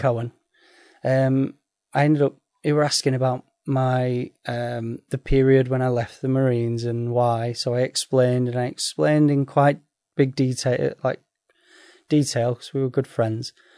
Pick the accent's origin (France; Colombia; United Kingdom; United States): United Kingdom; Sheffield, Yorkshire and the Humber; I'm from Sheffield